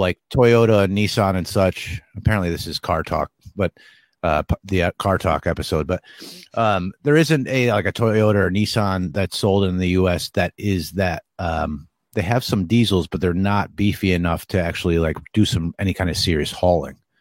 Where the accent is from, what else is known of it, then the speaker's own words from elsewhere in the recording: Northeast, United States; moved away; I'm from the Northeast